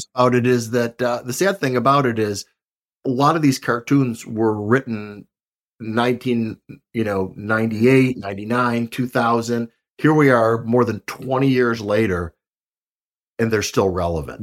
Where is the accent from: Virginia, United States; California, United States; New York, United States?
New York, United States; Buffalo; I'm from Buffalo, New York